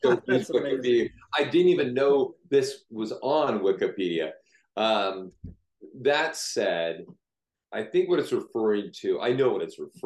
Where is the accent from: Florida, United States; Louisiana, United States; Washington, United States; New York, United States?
Washington, United States; Seattle; I grew up in the Matthews Beach area of Seattle.